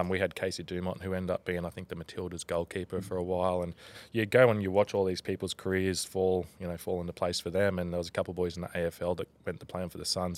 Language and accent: English; Tweed Heads, New South Wales, Australia; also born or lived in Gold Coast, Queensland / Canberra / Brisbane; I'm a proud Bungeelung man from Tweed Heads.